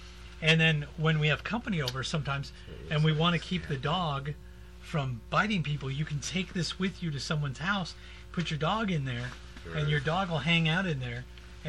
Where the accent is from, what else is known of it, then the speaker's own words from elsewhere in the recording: Texas, United States; They don't actually call it the cowboy pizza, but I grew up in Texas. It was called the cowboy down there, and some places called the cowboy.